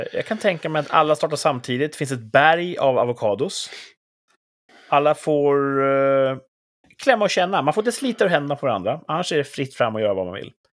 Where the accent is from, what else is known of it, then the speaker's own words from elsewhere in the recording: Sweden; Jag älskar ju mitt land